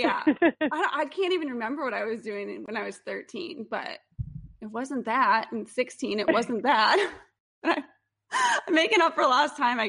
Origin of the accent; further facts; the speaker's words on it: Midwest, United States; I grew up in the Midwest.